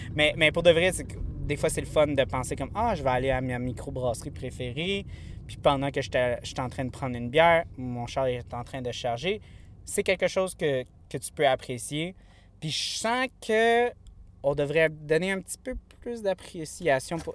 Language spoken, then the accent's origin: French; Montreal, Quebec, Canada; je viens de Montréal